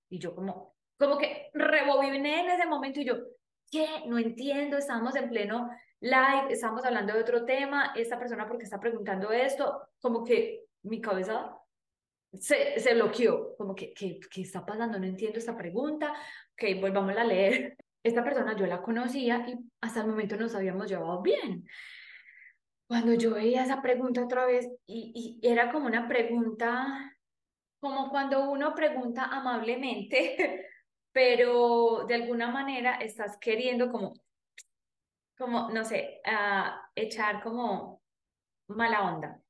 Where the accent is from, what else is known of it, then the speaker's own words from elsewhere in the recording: Paisa region, Antioquia, Colombia; accent: paisa; hablando con mi acento paisa